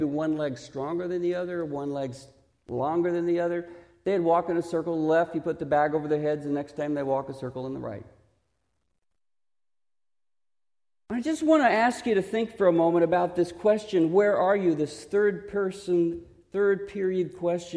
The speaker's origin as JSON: {"language": "English", "region": "Texas", "country": "United States", "accent": "Texas", "said": "my Texas accent"}